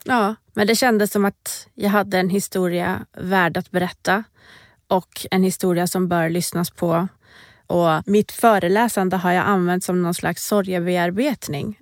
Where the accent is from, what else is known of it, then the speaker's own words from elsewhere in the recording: Borås, Västra Götaland, Sweden; moved away as an adult; also born or lived in Iran / Stockholm; Ursprungligen är jag från Iran. Jag flyttade till Sverige när jag var fem år gammal. Eh, och flyttade väl ganska direkt till Borås där jag bodde tills det att jag tog studenten.